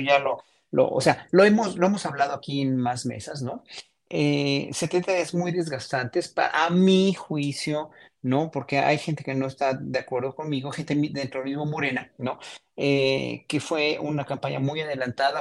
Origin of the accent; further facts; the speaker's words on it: Mexico; como mexicanos